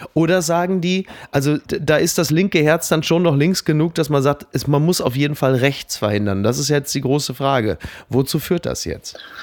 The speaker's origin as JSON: {"language": "German", "town": "Castrop-Rauxel", "region": "North Rhine-Westphalia", "country": "Germany", "said": "In kastrop Brauxel, wo ich herkomme"}